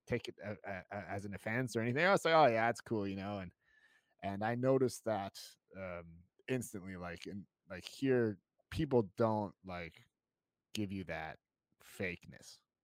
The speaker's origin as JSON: {"language": "English", "country": "United States", "moved": "as an adult", "lives_now": "Germany", "said": "I'm, I'm American"}